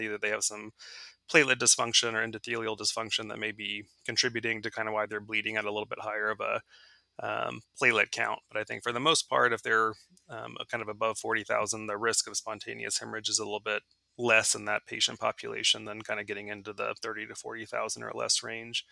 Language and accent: English; Dallas, Texas, United States; moved away as an adult; also born or lived in Indiana; now in Georgia, United States; I'm originally from Dallas, Texas